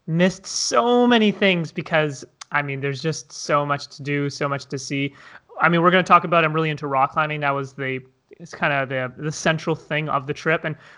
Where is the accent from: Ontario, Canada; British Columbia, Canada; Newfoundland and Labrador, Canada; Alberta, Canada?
Ontario, Canada; Toronto; I'm originally from Toronto, Canada.